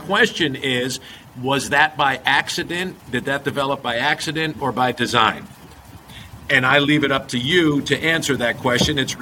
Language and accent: English; Pompton Plains, New Jersey, United States; moved away as an adult; I grew up in Pompton Plains, New Jersey, 40 miles, call it, from New York City